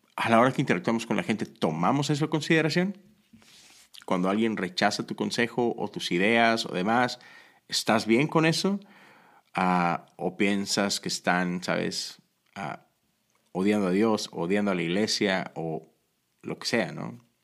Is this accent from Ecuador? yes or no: no; Monterrey, Nuevo León, Mexico; moved away; crecí en Monterrey, México